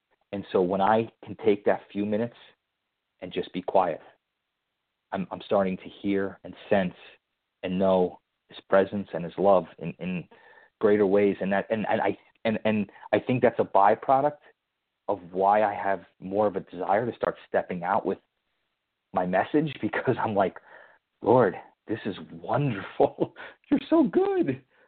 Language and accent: English; Connecticut, United States; I have a little favor with Dorothy now that we're both from Connecticut.